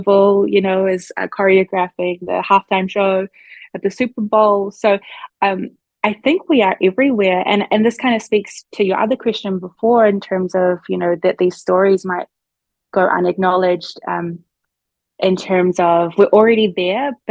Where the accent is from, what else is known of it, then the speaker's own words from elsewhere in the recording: New Zealand; moved away as an adult; now in Eugene, United States; New Zealand, where we do make up a much more significant part of the population in comparison to here in the US, I feel very grateful for what I grew up